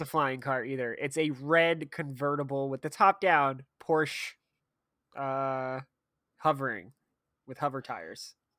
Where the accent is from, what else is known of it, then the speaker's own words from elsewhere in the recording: United States; as an American